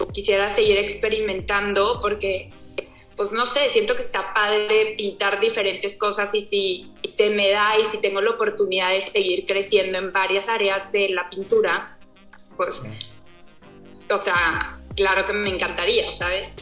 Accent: Torreón, Coahuila, Mexico; soy de Torreón, Coahuila.

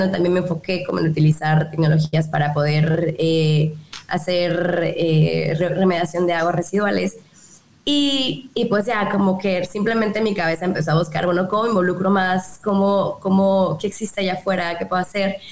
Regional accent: Yucatán, Mexico; aquí en Yucatán, aquí en, mi tierra

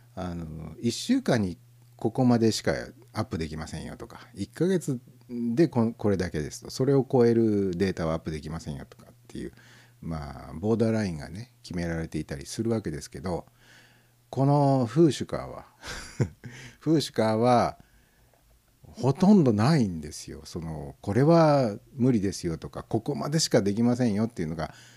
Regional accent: Tokai, Japan; 東海地方に生まれ育った子供ですから

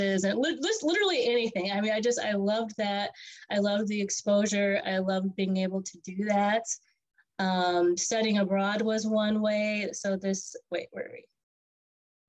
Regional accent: Omaha, Nebraska, United States; I grew up in Omaha, Nebraska, and from very humble beginnings

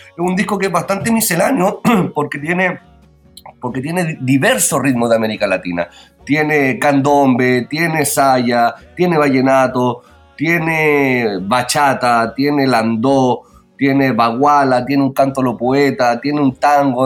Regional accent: Pirque, Santiago Metropolitan Region, Chile; Yo soy oriundo de Pirque y Pirque es la cuna del guitarrón chileno

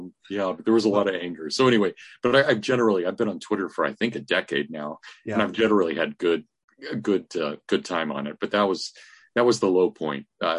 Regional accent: Kansas, United States; moved away as an adult; also born or lived in Indiana / Southern Michigan; now in Hillsdale, United States; I'm from Kansas originally. I ended up going to Notre Dame, and then I went to Indiana University for grad school.

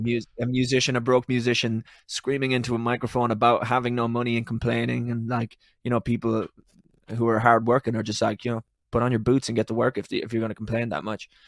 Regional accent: Ireland; I'm Irish

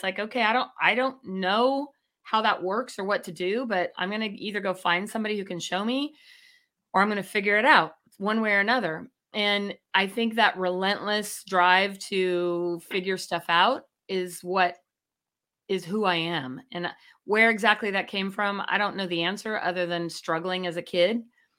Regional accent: Chico, California, United States; I grew up in Chico and Diamond Walnuts was there

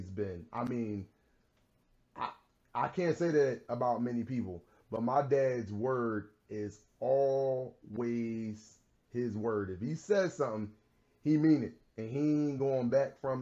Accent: Philadelphia, Pennsylvania, United States; I was a kid who grew up in a neighborhood in pretty much the North Philadelphia section. I grew up in Logan

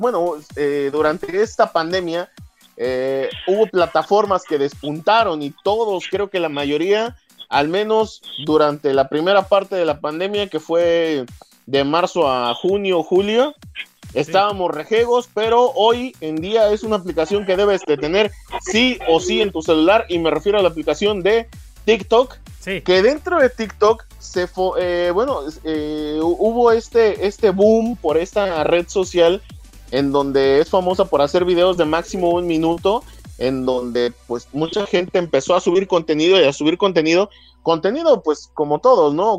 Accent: Mexico; Y a mí como mexicano

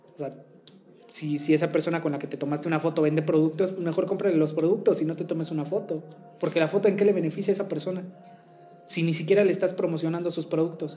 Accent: Tehuacán, Puebla, Mexico; en mi ciudad de origen, la hermosa ciudad de Tehuacán, mm. Puebla

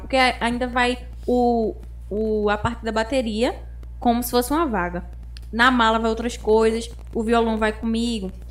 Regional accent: Carpina, Pernambuco, Brazil; diretamente de Carpina

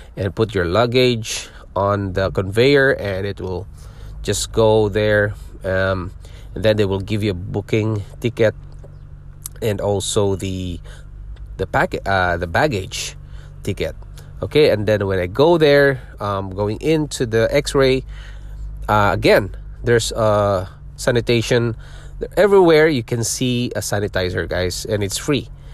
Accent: Philippines; born or raised there; moved away as an adult; also born or lived in Singapore; now in Ontario, Canada

